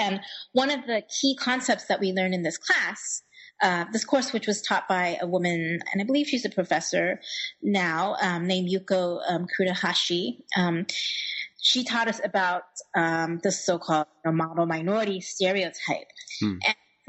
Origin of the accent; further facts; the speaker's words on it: Indianapolis, Indiana, United States; So I grew up in Indianapolis within a Chinese community, but it was a very small one.